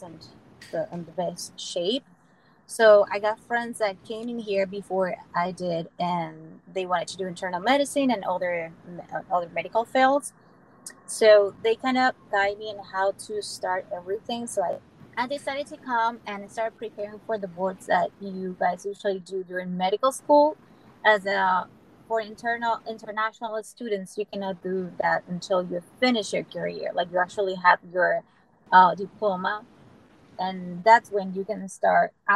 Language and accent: English; Venezuela; moved away as an adult; also born or lived in upstate New York, United States; now in St. Louis, United States; I'm originally from Venezuela, and I came to the United States and did my residency in sunny upstate New York